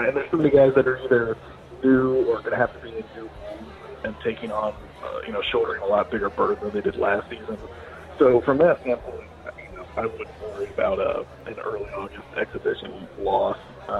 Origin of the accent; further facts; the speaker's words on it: Ohio, United States; I grew up in Ohio